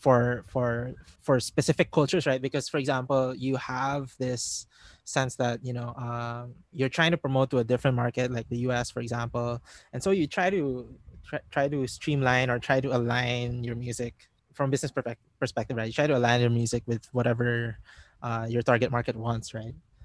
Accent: Philippines; being Filipino

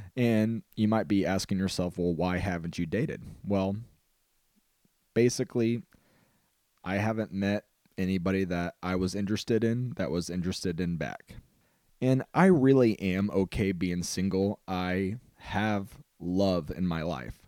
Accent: Illinois, United States; I'm a storyteller from Illinois

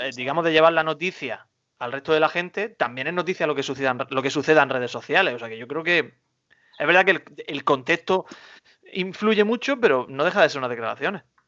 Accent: Almería, Andalusia, Spain; yo por orgullo almeriense, orgullo patrio

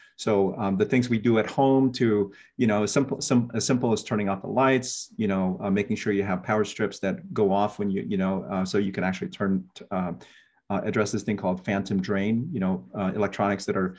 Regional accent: Guam; also born or lived in Philippines / Germany / San Jose, California; now in Hilo, United States; born and raised in Guam

